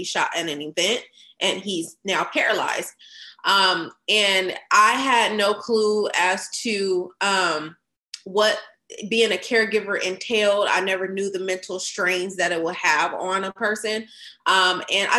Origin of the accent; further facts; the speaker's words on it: Fresno, California, United States; moved away as an adult; now in Dallas, United States; at the time I was living in my hometown, Fresno